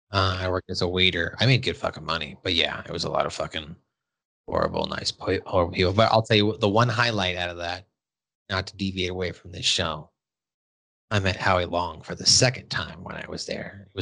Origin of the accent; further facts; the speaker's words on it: Montana, United States; Actually, once I told them I was from Montana, they liked that because they knew that I wasn't just some fucking weirdo.